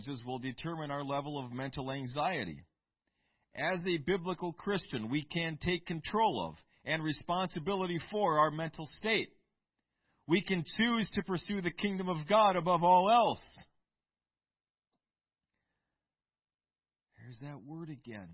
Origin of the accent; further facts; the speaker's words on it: Eau Claire, Wisconsin, United States; I grew up in Eau Claire, Wisconsin